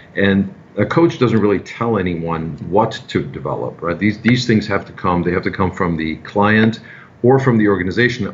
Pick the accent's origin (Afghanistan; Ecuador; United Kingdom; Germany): Germany; now in New York City, United States; I'm originally from Germany.